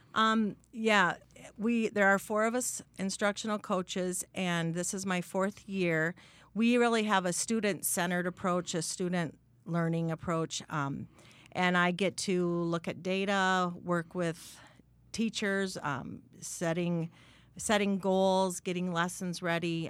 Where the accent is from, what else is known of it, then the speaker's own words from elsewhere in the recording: Sibley, Iowa, United States; also born or lived in San Antonio, Texas; I grew up in Sibley, Iowa, way in the northwest corner of the state.